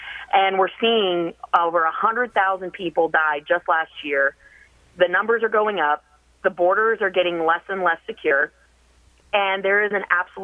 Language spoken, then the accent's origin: English; Gainesville, Florida, United States; my hometown at Gainesville